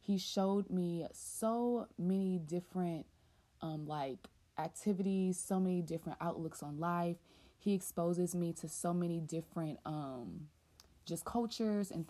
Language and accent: English; the South, United States; I'm from the South, born and raised, and never lived anywhere else